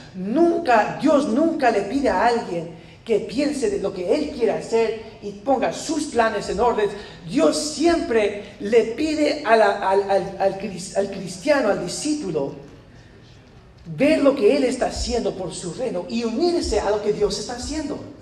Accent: United States; yo soy americano, yo soy bien güero

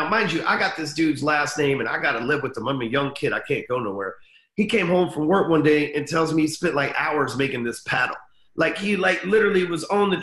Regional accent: Dallas, Texas, United States; I'm still in Dallas, Texas. Been here for 40 years. Never left

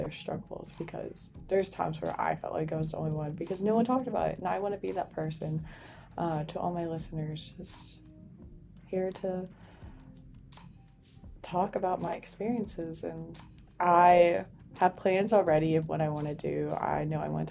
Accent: New Braunfels, Texas, United States; moved away as an adult; now in Abilene, United States; I was born and raised in New Braunfels, Texas

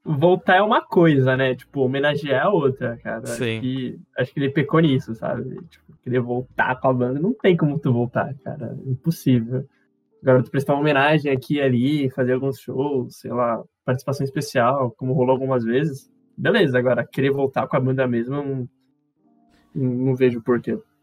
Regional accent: Santos, São Paulo, Brazil; a gente é caiçara, né? Porque a gente é de Santos.

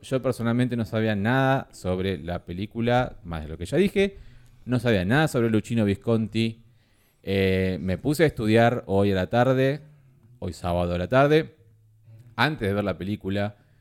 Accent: Argentina; somos Argentina

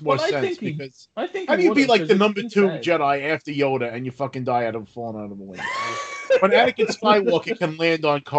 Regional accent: United States; I'm American millennial.

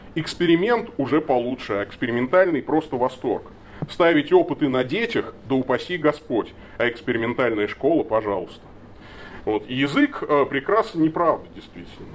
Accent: Tolyatti, Samara Oblast, Russia; moved away; я родом из Тольятти

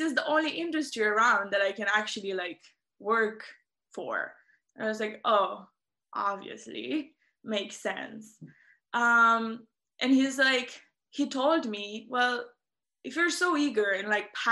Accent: Romania; I am from Romania, and I was very fortunate to grow up in and around the forest

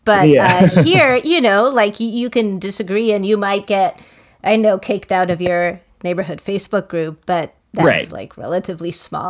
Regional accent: Romania; moved away; I am from Romania and I was 7 during the 1989 revolution, right?

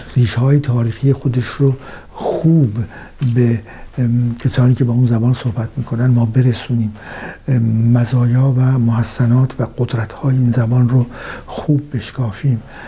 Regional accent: Iran; سرزمین فرهنگی ما ایرانیان

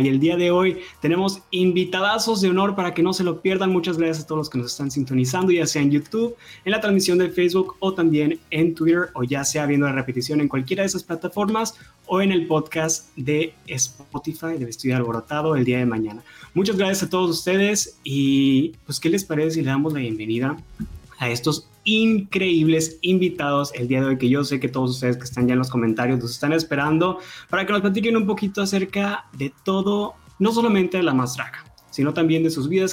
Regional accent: Tamaulipas, Mexico; yo soy de Tamaulipas

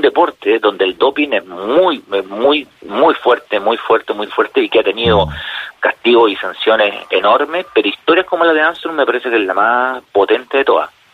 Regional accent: Chile; como chilenos

